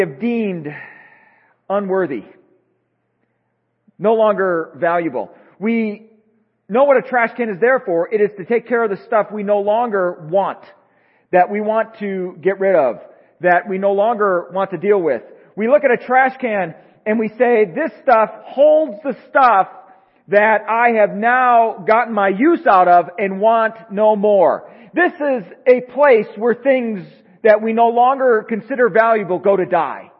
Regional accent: Midwest, United States; now in Tucson, United States; growing up in the Midwest

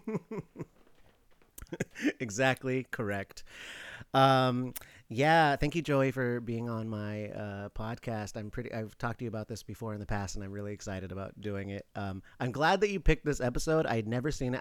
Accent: Alaska, United States; moved away; I'm from Alaska.

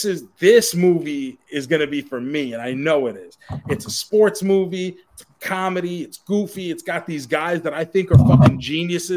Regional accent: New York City, New York, United States; I'm from Queens

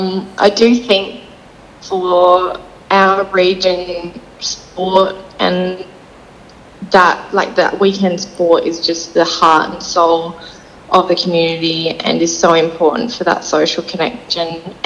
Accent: Mukinbudin, central wheatbelt of Western Australia, Australia; also born or lived in Sydney; now in Perth, Australia; I was born in Sydney, Yeah, so I grew up on a farm in Muckenbooden in the central wheat belt of Western Australia.

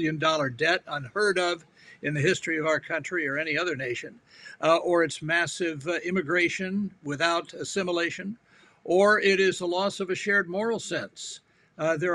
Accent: Washington, District of Columbia, United States; I grew up in, I was born in Washington, D.C.

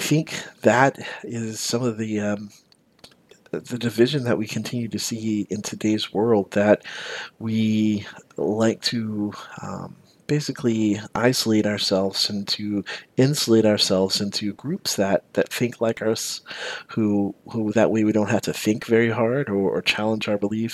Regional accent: the South, United States; I grew up in the South and I grew up as a Baptist

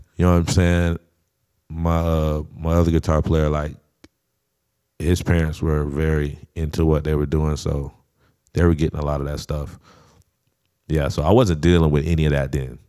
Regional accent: St. Augustine, Florida, United States; I wasn't in Saint Augustine, but that's my hometown

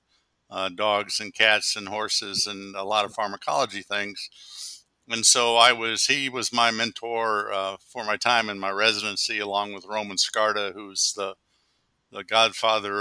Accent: Columbus, Ohio, United States; I was born in Columbus, Ohio, when my dad was a medical student

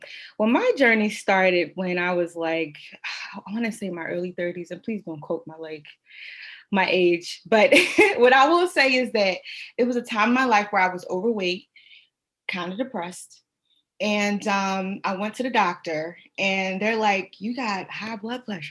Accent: Philadelphia, Pennsylvania, United States; I'm from Philadelphia, and where I'm from, it's like, you know, you go to the corner store

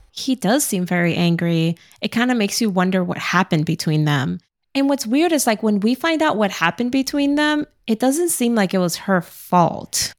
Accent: New York City, New York, United States; I grew up in Brooklyn

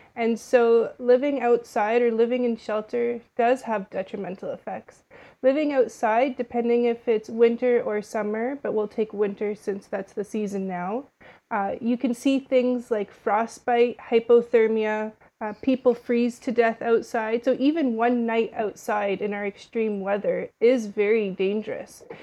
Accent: Ottawa, Ontario, Canada; moved away as an adult; now in Toronto, Canada; I was born and raised in Ottawa, and I moved to Toronto for this job specifically

